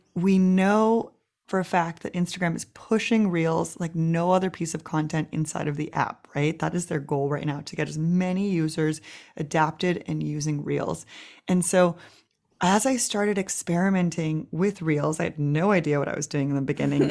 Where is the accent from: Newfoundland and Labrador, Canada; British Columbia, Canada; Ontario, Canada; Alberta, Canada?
British Columbia, Canada; Vancouver; moved away as an adult; now in Berlin, Germany; in Vancouver, Canada, where I'm from